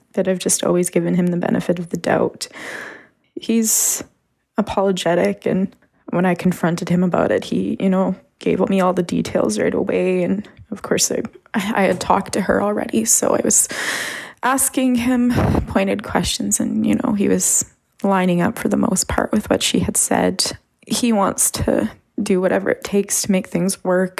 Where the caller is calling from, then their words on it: Canada; I'm calling from Canada